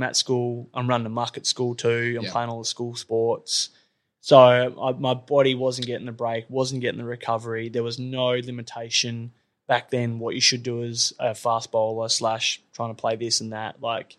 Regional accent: Perth, Western Australia, Australia; also born or lived in Wagin, Western Australia; I grew up in Belmont or Kewdale. Went to Kewdale Primary, then Kent Street High School.

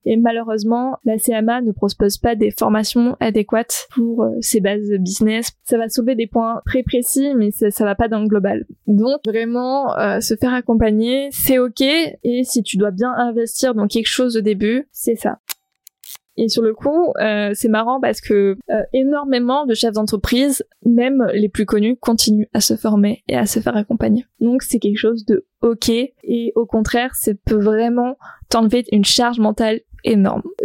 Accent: south of France, France; moved away as an adult; now in Brittany, France; je suis originaire du sud de la France, c'est littéralement dans la diagonale

